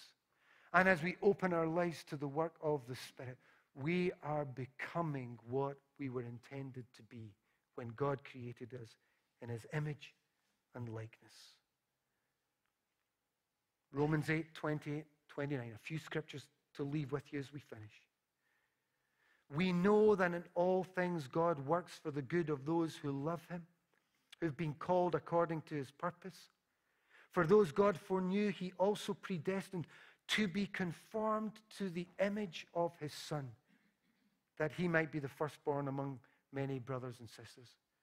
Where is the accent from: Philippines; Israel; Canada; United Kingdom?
United Kingdom; Glasgow, Scotland; when I was a little boy and growing up in Parkhead